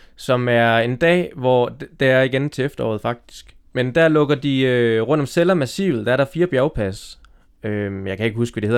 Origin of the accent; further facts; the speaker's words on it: Denmark; jeg kom fra en lille by nede øh, bag Støving.